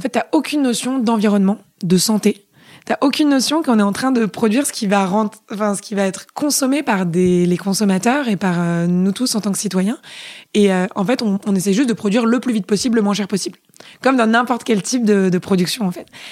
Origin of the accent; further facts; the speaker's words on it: Paris, Île-de-France, France; moved away as an adult; also born or lived in England; je suis hyper parisienne. Euh, j'ai passé toute mon enfance à Paris, euh, dans le 4e arrondissement